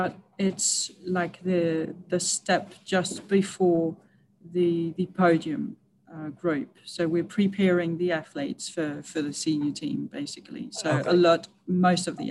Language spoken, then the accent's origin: English; Switzerland; moved away as an adult; also born or lived in United Kingdom; now in London, United Kingdom; I come from Switzerland. I've just moved to the UK